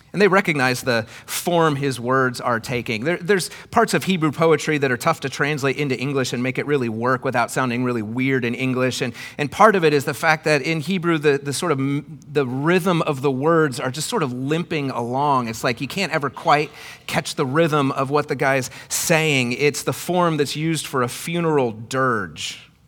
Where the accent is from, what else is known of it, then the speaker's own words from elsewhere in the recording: Iowa, United States; where I grew up in Iowa